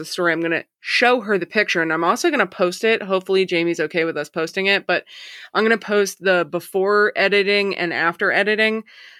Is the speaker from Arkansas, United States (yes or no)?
yes; Arkansas, United States; So, like I think I've told you guys before, I grew up in Arkansas. I used to live in Eureka Springs.